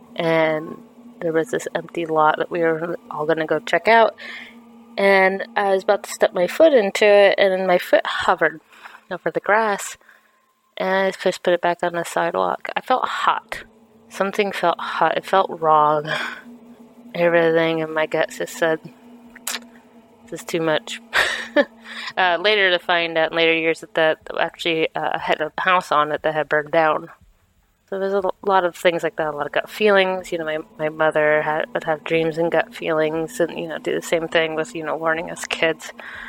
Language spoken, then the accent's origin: English; Iowa, United States; also born or lived in Massachusetts; I live in Massachusetts, but I am originally from Iowa, lived a few places around the country.